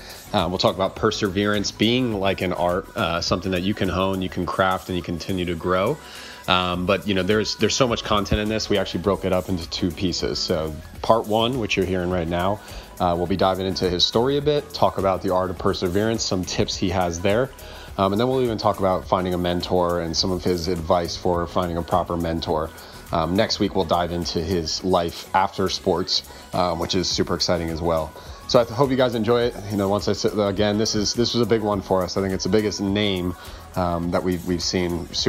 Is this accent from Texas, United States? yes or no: no; Connecticut, United States; It's a big name for us, especially growing up in Connecticut.